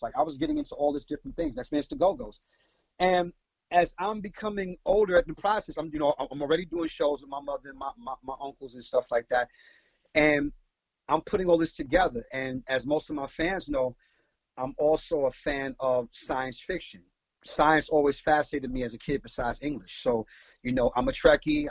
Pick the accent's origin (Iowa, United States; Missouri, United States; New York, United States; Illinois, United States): New York, United States; New York City; I'm from Brooklyn.